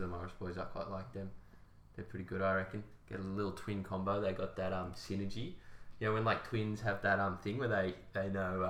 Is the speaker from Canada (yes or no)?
no; Sydney, New South Wales, Australia; I'm from Sydney.